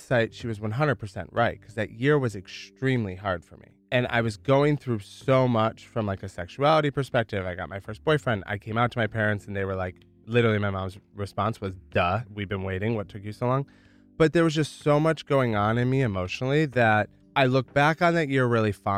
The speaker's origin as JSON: {"language": "English", "region": "rural Michigan", "country": "United States", "tie": "born or raised there", "moved": "as an adult", "lives_now": "New York City, United States", "said": "Grew up in rural Michigan"}